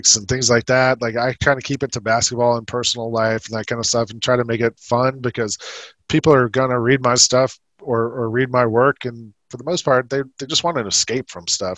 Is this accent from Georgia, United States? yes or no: yes; Atlanta, Georgia, United States; moved away as an adult; also born or lived in New York City; I was a Hawks fan growing up in Atlanta